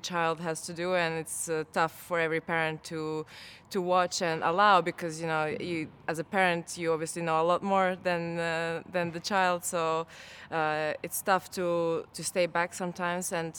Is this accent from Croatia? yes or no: yes; Croatia; moved away; I spent 3 months in my hometown in Croatia with my parents, with my family